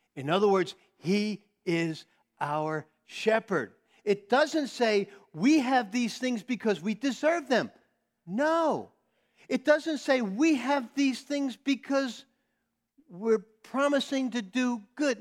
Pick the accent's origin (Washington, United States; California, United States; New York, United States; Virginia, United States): New York, United States; I'm a New Yorker